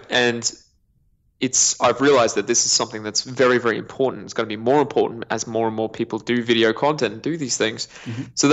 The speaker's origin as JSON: {"language": "English", "region": "Queensland", "country": "Australia", "tie": "born or raised there", "also_born_or_lived": "New Zealand"}